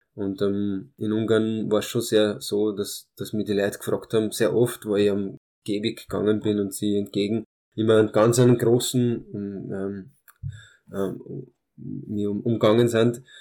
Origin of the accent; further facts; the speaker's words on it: Austria; first language Hungarian; German is a second language; also born or lived in Târgu Mureș, Romania; meinen ersten Geburtstag habe ich dann in Österreich gefeiert, war dann ein halbes Jahr, Jahr in, in Rumänien, in meinem Kindergarten, aber aufgewachsen bin ich da in Österreich und habe die österreichische Staatsbürgerschaft